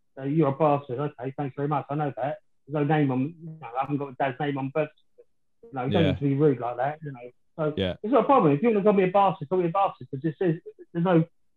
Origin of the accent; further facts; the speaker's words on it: London, United Kingdom; I was born in West Ham, in the old Plasto Hospital, which sits over Upton Park